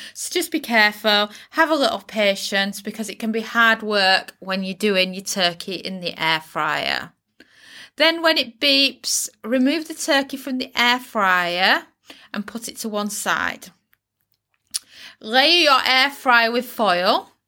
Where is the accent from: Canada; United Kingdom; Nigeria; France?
United Kingdom; in the U K, we use the word turkey crown